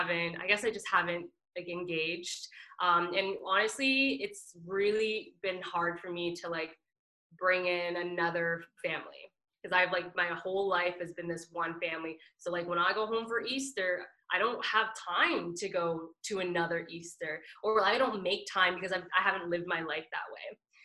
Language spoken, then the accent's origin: English; Trinidad & Tobago; The only thing I know that I'm Trinidadian for like dancing, like that instant groove is just like in me.